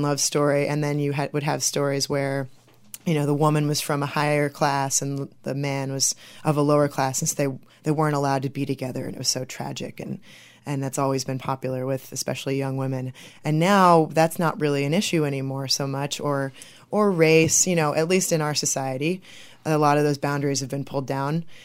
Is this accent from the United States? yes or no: yes; Bridgman, Michigan, United States; also born or lived in St. Joseph, Michigan / Maryland / Chicago, Illinois; I'm originally from Bridgman, Michigan